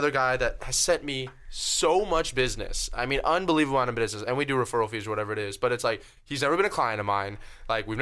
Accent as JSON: {"language": "English", "region": "Florida", "country": "United States", "tie": "born or raised there", "moved": "yes", "said": "back in my hometown of Florida"}